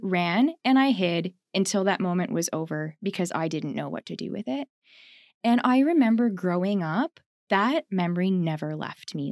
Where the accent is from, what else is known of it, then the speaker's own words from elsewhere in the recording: Ontario, Canada; also born or lived in Winnipeg, Manitoba; I grew up there in Ontario